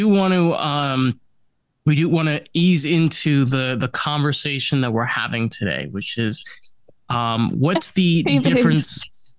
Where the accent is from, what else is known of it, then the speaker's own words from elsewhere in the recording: New York, United States; I'm just being a New Yorker that's like, all right, come on.